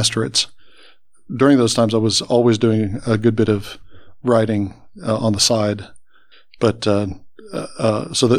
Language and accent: English; Columbus, Ohio, United States; I grew up in Columbus